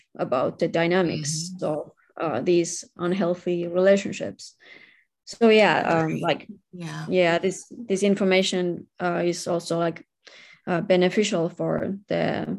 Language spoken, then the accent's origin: English; Finland; I'm from Finland, where we have very high rates of domestic violence